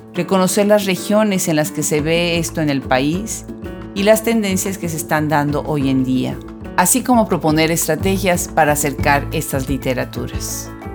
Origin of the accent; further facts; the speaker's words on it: Puebla, Mexico; now in United States; mi ciudad natal